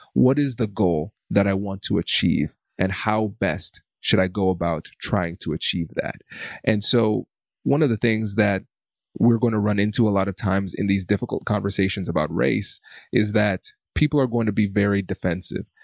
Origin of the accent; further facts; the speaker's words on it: United States; growing up in America